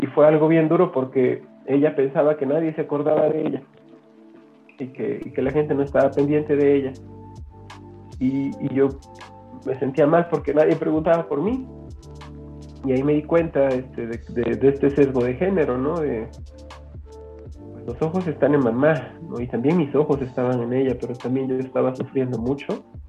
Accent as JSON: {"language": "Spanish", "town": "San Cristóbal de las Casas", "region": "Chiapas", "country": "Mexico", "said": "soy de San Cristóbal de las Casas Chiapas"}